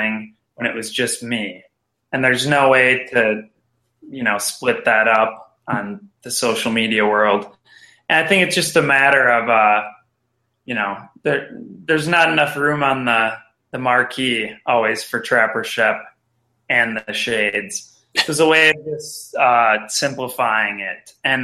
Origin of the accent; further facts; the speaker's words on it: Red Wing, Minnesota, United States; I was born in Red Wing, Minnesota